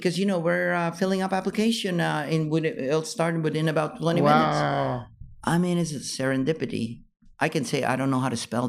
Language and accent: English; California, United States; And then they like it because I was from California.